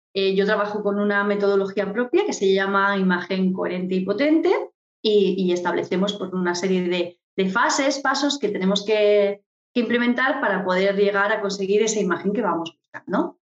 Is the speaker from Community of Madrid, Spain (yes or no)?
no; Murcia, Region of Murcia, Spain; moved away as an adult; also born or lived in London / Palma de Mallorca; yo soy de Murcia, para, poner en posición a todos los oyentes, soy de Murcia y ya estando en Murcia